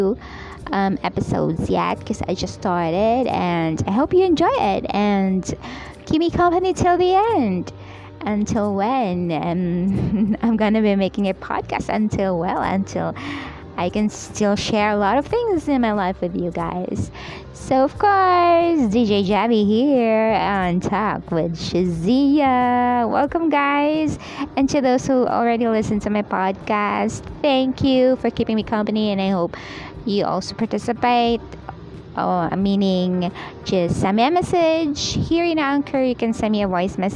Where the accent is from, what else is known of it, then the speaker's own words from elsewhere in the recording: Bohol, Central Visayas, Philippines; I am from the Philippines. I was born and raised here, so I'm a Filipina